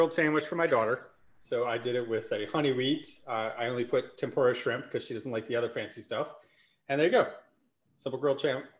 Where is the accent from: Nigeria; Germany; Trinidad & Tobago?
Germany; moved away; I grew up in Germany.